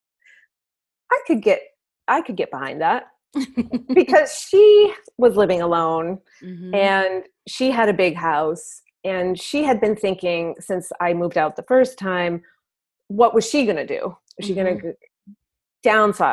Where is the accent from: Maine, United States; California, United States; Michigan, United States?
Maine, United States; I'm from Maine